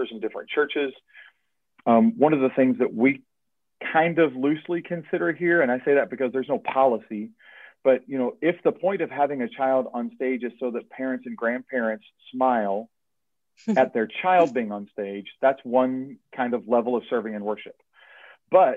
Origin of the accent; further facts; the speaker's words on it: Erlanger, Kentucky, United States; I grew up in Erlanger Baptist Church in Erlanger, Kentucky